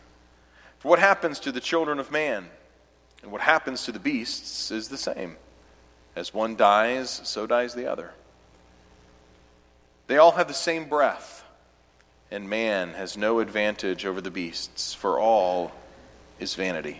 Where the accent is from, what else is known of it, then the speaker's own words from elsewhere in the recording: Clemson, South Carolina, United States; I was born and raised in Clemson, South Carolina